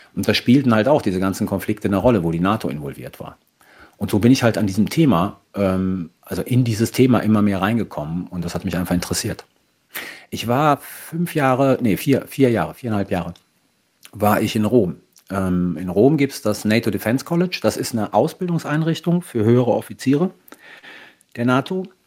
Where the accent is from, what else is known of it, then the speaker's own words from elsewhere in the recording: Germany; first language German and Italian; also born or lived in Italy / Sardinia / Rome; Dann sind wir wieder zurück nach Deutschland gekommen und dann war ich eigentlich ähm, die meiste Zeit meines Lebens in Deutschland